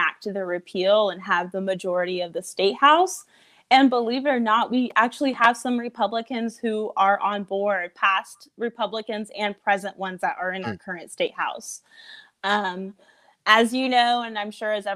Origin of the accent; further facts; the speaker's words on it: Fort Mill, South Carolina, United States; I'm from Fort Mill, South Carolina